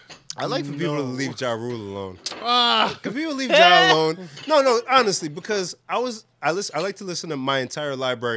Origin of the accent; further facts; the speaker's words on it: New York, United States; I'm from New York.